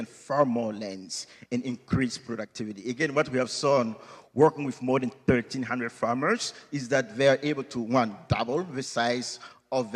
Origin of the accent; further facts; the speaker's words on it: Burkina Faso; moved away; Growing up in Burkina Faso on that day, instead of getting present, what my dad did, who is a local Assembly of God pastor now